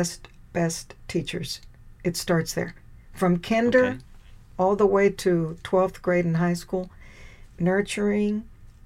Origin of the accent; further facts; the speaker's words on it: Texas, United States; The school's right here in my hometown, the University of Texas